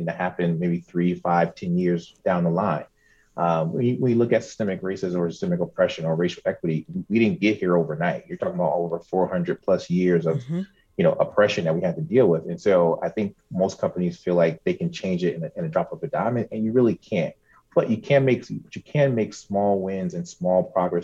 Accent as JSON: {"language": "English", "region": "New Jersey", "country": "United States", "moved": "as an adult", "said": "I'm originally from New Jersey, transplant here, so I moved here last summer"}